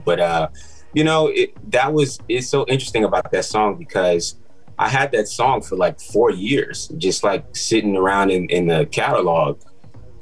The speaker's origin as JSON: {"language": "English", "town": "New York City", "region": "New York", "country": "United States", "moved": "yes", "lives_now": "Atlanta, United States", "said": "I'm from Queens, New York, by way of Atlanta now. I've been in Atlanta for some time now, but I'm from New York"}